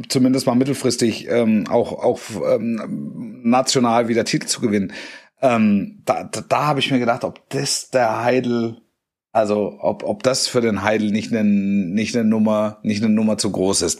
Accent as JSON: {"language": "German", "area": "near Stuttgart", "region": "Baden-Württemberg", "country": "Germany", "tie": "born or raised there", "said": "Also ich bin in der Nähe von Stuttgart aufgewachsen"}